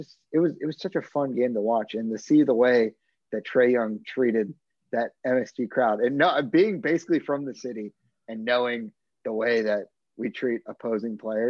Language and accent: English; New Jersey, United States; I grew up around Knicks fans, not many Nets fans where I'm from, even though I'm from Jersey